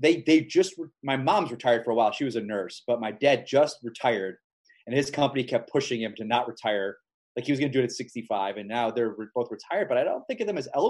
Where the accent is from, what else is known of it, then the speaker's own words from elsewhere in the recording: Florida, United States; where I grew up, Florida, and I just think they're a bunch of idiots.